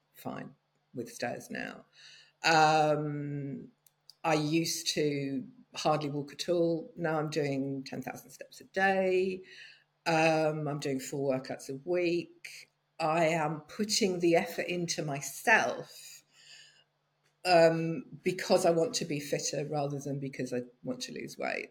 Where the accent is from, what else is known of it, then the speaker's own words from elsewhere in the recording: United Kingdom; moved away as an adult; also born or lived in London; now in France; I've spent most of my life in the UK, but I've been living in southern France for the last seven years